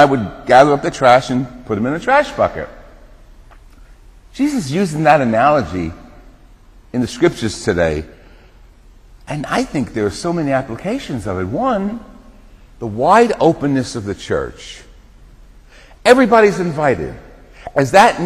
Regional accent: New Jersey, United States; When I was growing up in New Jersey, we used to have a bungalow down the Jersey Shore.

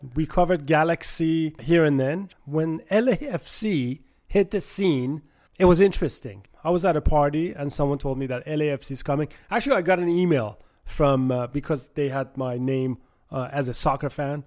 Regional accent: Tehran, Tehran Province, Iran; now in United States; I was born in Tehran, Iran, and, uh, came to the States in nineteen seventy-nine and been here ever since

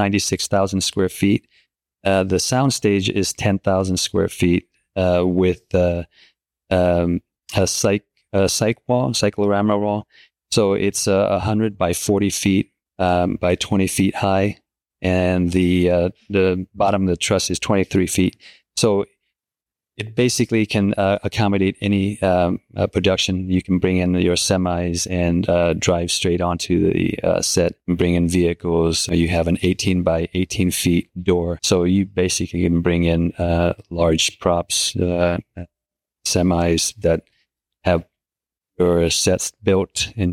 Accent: Michigan, United States; also born or lived in Utah; now in California, United States; I grew up in Michigan for a year, and then lived in Utah for 12, and that before I moved to California. So I know a little bit about the snow and the seasons.

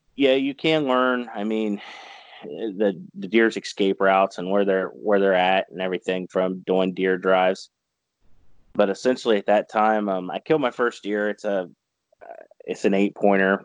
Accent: Caldwell, Ohio, United States; also born or lived in Senecaville, Ohio; originally I'm from the Caldwell area, so I just mm. moved uh, north about 20 minutes

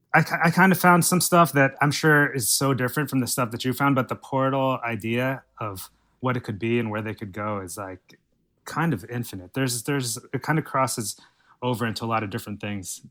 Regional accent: New Jersey, United States; moved away; I'm from New Jersey originally

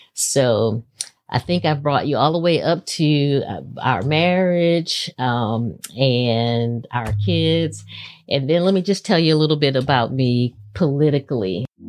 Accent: Houston, Texas, United States; moved away as an adult; now in Maryland, United States; I was born and raised in Houston, Texas

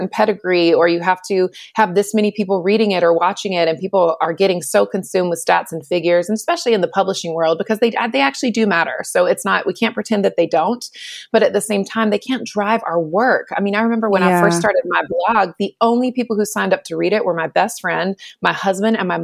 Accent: North Carolina, United States; I was born and raised in North Carolina

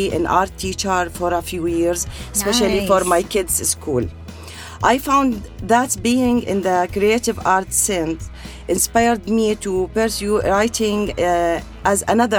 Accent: Tafilah, Tafilah Governorate, Jordan; moved away as an adult; now in United Arab Emirates; I was born and raised in Jordan, in the south of Jordan. My country name was Tafila

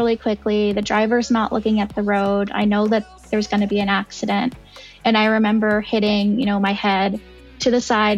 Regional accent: Scottsdale, Arizona, United States; I grew up in Scottsdale, Arizona. I've lived here my whole life

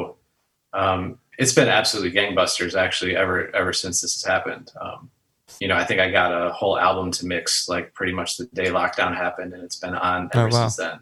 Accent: Detroit, Michigan, United States; also born or lived in Atlanta; now in Los Angeles, United States; Born and raised in Detroit and moved to Atlanta pretty shortly thereafter

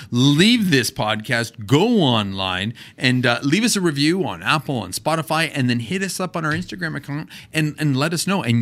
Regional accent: Canada; Maybe a toque because we're Canadian.

